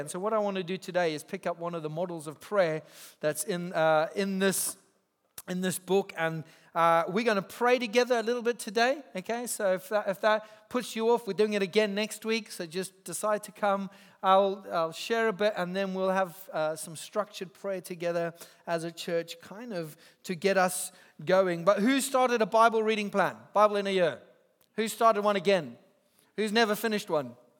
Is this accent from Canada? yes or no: no; Zimbabwe; moved away as an adult; now in England; I grew up in Zimbabwe